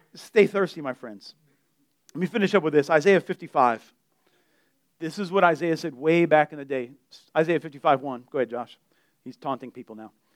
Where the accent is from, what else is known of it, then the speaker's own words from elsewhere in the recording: Delray, United States; I'm from Delray